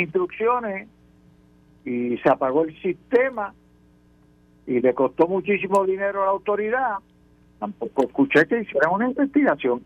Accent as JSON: {"language": "Spanish", "town": "San Lorenzo", "country": "Puerto Rico", "tie": "born or raised there", "said": "en mi pueblo en San Lorenzo, montaña"}